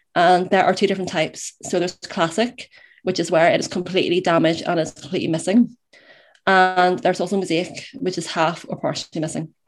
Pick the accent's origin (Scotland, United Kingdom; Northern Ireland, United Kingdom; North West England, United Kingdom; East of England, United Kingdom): Northern Ireland, United Kingdom; Belfast; I am from Belfast in Northern Ireland